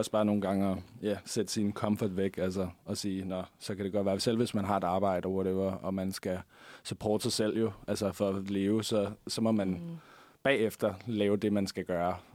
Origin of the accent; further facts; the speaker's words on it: Denmark; Ja, altså, man ved jo godt, hvad jeg vil sige, når jeg er dansker, ikke?